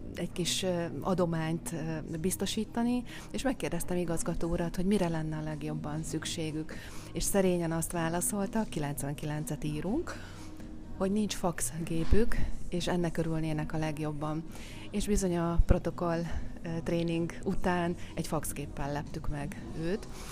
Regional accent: Szécsény, Nógrád, Hungary; moved away; a szülővárosomban, Széchenyben

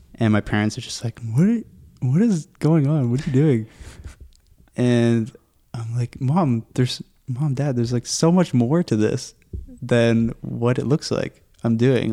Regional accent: Pickering, Ontario, Canada; now in Whitby, Canada; I grew up in Pickering.

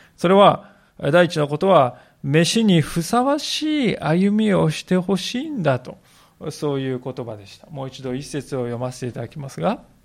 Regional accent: Japan; そういう国 に私たち生かされております

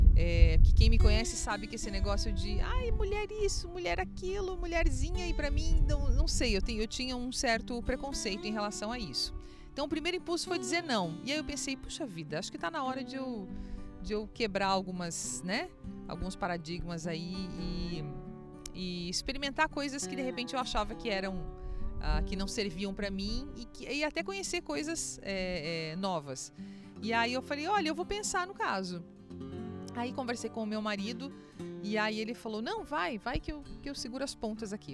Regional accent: Erechim, Rio Grande do Sul, Brazil; Eu nasci então em Erechim e tive uma infância muito gostosa

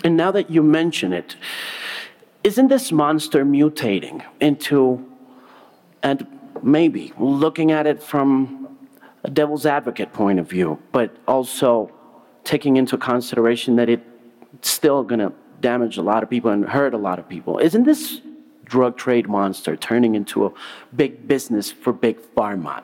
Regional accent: Colombia; being a Colombian

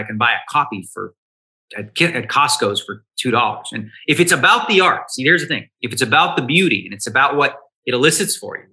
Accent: Toronto, Ontario, Canada; I came from Toronto

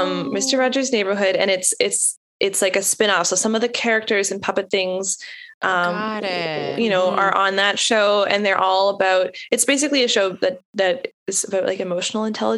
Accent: Canada; now in Nashville, United States; I am a university professor in Nashville, Tennessee, but I'm Canadian.

